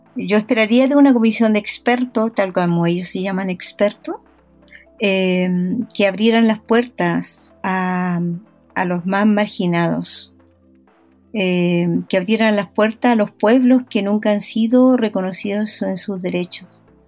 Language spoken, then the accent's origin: Spanish; Traiguén, Araucanía, Chile; moved away; yo fui nombrada hija ilustre de Trayen